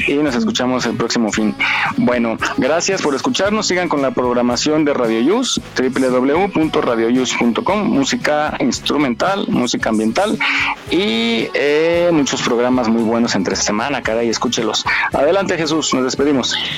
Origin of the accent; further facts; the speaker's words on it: Mexico; en México tenemos diferentes acentos